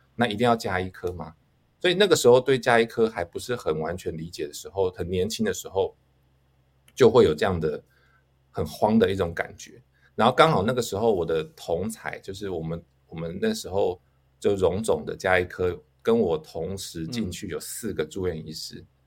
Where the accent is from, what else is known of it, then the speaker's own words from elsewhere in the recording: Taichung, Taiwan; 我就去考 五权，五权，中，台，台中的五权中学